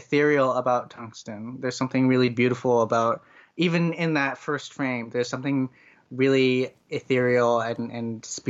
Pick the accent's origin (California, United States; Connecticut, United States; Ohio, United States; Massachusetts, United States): Connecticut, United States; Even in other places in the United States, I grew up in Connecticut, which is in the Northeast.